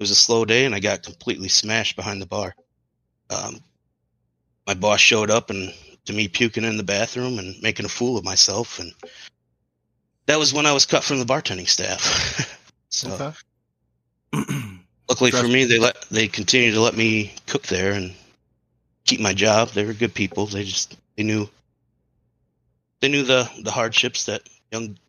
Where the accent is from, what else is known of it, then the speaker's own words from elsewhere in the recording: Madison, Wisconsin, United States; born and raised in the Madison area